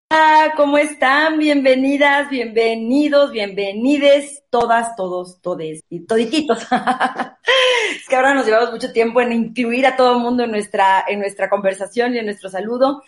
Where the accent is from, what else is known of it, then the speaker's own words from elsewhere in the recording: Mexico City, Mexico; yo nací en la Ciudad de México, nunca he vivido en ninguna otra ciudad